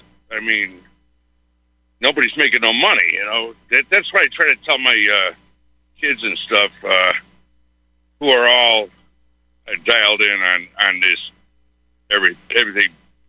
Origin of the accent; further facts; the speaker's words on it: Chicago, Illinois, United States; moved away as an adult; now in Texas, United States; We're in Texas, but I'm still from Chicago.